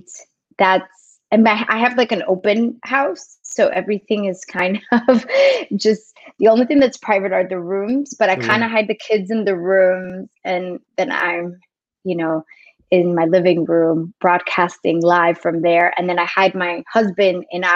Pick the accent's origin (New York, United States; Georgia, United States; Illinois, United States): New York, United States; New York City; moved away; also born or lived in South Florida / Dominican Republic (ancestry); I was actually born in New York City. So I am American. I am second generation